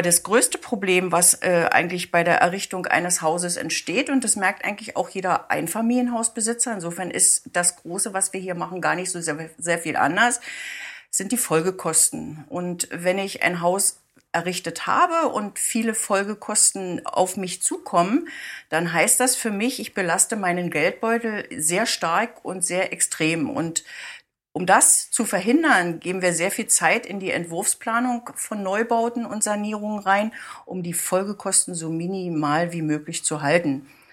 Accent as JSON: {"language": "German", "town": "Guben", "region": "Brandenburg", "country": "Germany", "tie": "born or raised there", "moved": "as an adult", "lives_now": "Oranienburg, Germany", "said": "ich bin eine gebürtige Gubnerin"}